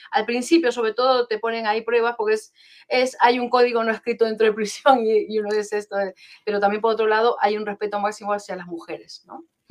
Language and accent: Spanish; Peru; moved away; soy peruana de nacimiento, pero llevo aquí 31 años